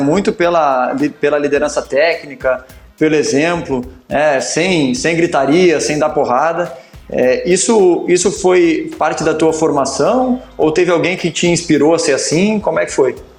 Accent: Porto Alegre, Rio Grande do Sul, Brazil; Porto Alegre, que é a minha cidade, minha cidade natal e onde eu fui, eu fui criado

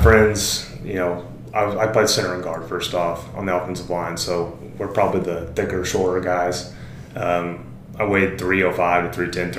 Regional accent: Springfield, Missouri, United States; I'm from Springfield.

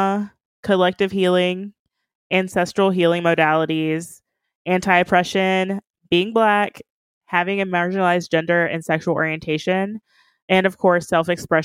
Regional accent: Kentucky, United States; now in Columbus, United States; I grew up in Kentucky, crossing over the Ohio River every morning to go to school.

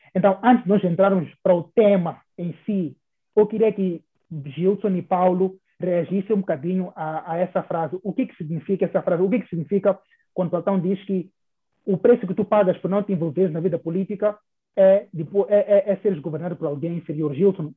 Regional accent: Mozambique; nós como moçambicanos

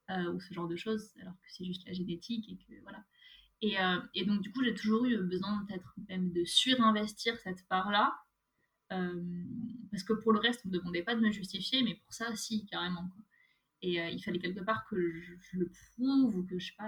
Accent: France; En France.

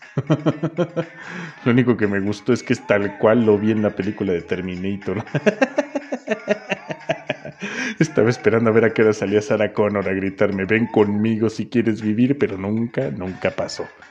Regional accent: Toluca, State of Mexico, Mexico; mi tierra, a mi Toluquita amado

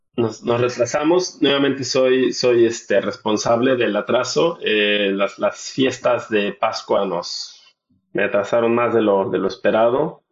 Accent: Mexico; moved away; los mexicanos la adoptamos

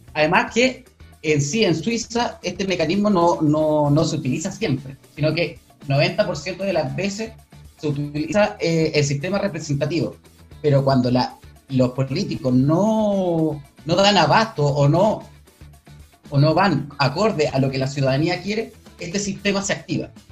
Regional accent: Talcahuano, Biobío, Chile; soy del, eh, de Talcahuano, del Distrito 20.

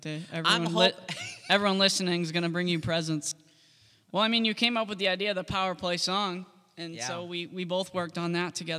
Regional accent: Boston, Massachusetts, United States; We're from Boston, if you couldn't tell.

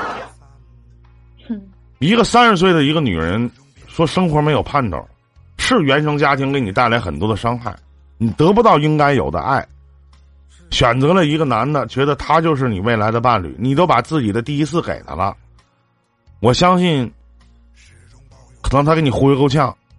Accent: Shenyang, Liaoning, China; 我家是沈阳的

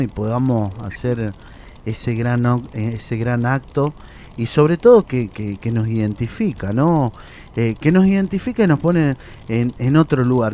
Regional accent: Mendoza, Argentina; yo soy de Mendoza

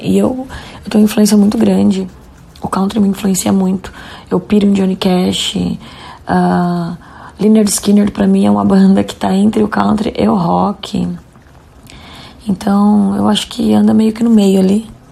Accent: Jundiaí, São Paulo, Brazil; Nós somos de, de Jundiaí

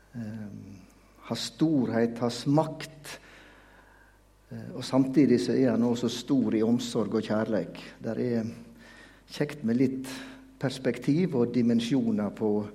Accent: Veitastranda, Vestland, Norway; Jeg kommer jo fra Veitastranda, tett opp til Jostedalsbreen.

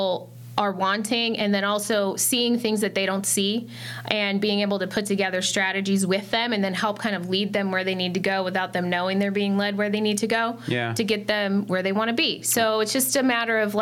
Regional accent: Phoenix, Arizona, United States; I'm from here. I'm from Phoenix.

